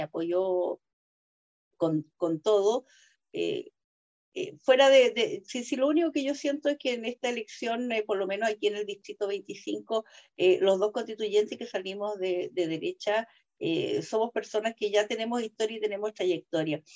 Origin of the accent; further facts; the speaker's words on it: Chile; mi país